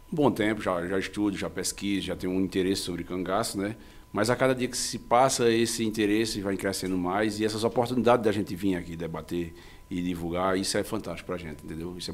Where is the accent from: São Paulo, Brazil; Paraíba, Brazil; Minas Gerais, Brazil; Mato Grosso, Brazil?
Paraíba, Brazil; Monteiro; É, a minha origem é, é daqui de Monteiro. É, minha família também, o meu pai também daqui de Monteiro